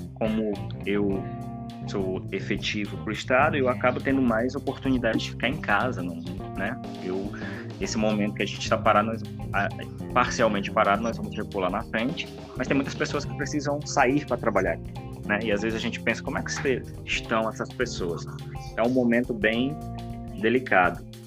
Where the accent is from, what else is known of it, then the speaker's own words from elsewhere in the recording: Pará, Brazil; moved away as an adult; now in Mato Grosso, Brazil; originalmente eu sou paraense, né, vindo do Pará para o Mato Grosso aí devido à questão do concurso para trabalhar